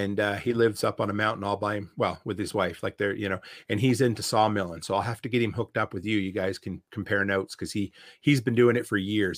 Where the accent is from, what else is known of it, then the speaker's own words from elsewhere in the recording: Nova Scotia, Canada; moved away; I grew up in Nova Scotia, and it's, uh, there is a very thick accent